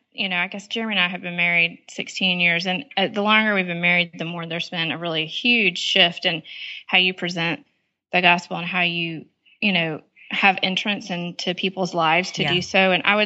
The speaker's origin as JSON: {"language": "English", "country": "Panama", "tie": "born or raised there", "also_born_or_lived": "Nicaragua", "said": "In Panama and Nicaragua in Central America."}